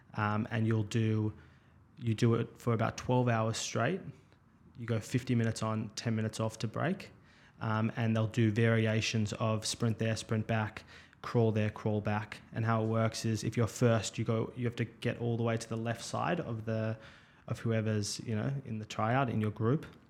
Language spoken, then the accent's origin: English; Melbourne, Victoria, Australia; I grew up in Melbourne, um, out in Caulfield.